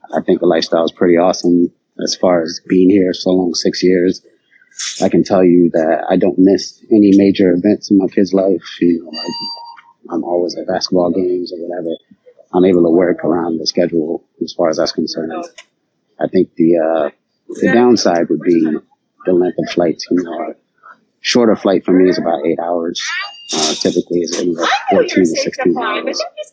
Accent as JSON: {"language": "English", "country": "U.S. Virgin Islands", "tie": "born or raised there", "moved": "yes", "lives_now": "Atlanta, United States", "said": "I'm from the U.S. I was born in the Virgin Islands."}